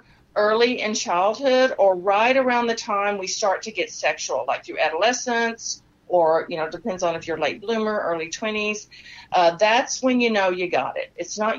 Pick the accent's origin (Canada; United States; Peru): United States; Texas; accent: Texas; Yeah, that's my Texas accent coming out.